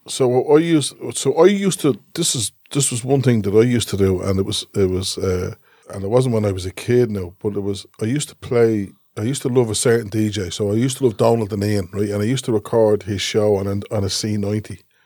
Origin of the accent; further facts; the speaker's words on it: Dublin, Leinster, Ireland; I grew up in Cooloch, and there was always travellers around us